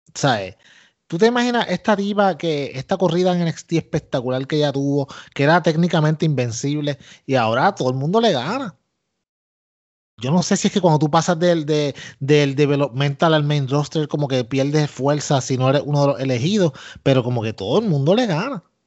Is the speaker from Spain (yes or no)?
no; Puerto Rico; yo soy boricua